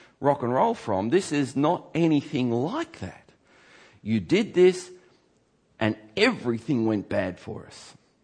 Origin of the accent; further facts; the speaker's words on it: Geelong, Victoria, Australia; my church that I grew up in Geelong